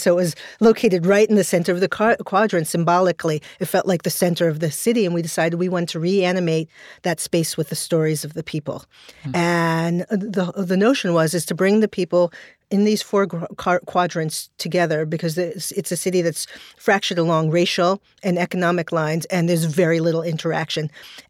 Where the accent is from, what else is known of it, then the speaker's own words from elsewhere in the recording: Brooklyn, New York, United States; Well, I grew up in Borm Hill in Brooklyn, in a neighborhood, which I always describe as the neighborhood that people pass through to get to other neighborhoods.